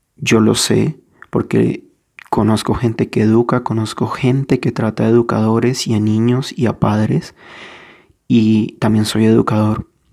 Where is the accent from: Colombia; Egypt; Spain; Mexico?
Colombia; si soy colombiano